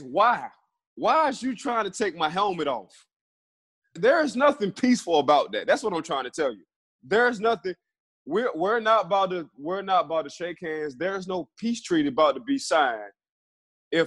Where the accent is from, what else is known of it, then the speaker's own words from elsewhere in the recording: New Orleans, Louisiana, United States; we was raised in New Orleans